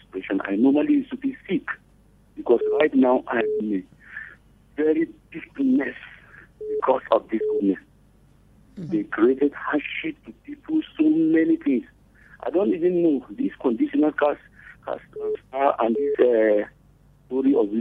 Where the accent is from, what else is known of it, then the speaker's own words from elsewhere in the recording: Gombe, Gombe State, Nigeria; moved away; I come from Gombe.